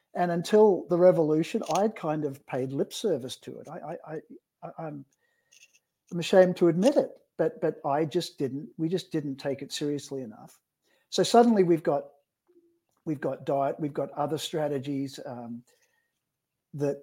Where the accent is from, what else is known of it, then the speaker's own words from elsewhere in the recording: Australia; now in British Columbia, Canada; I'm an Aussie endocrinologist